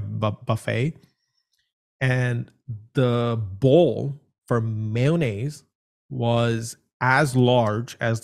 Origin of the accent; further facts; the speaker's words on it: India; moved away; I come from India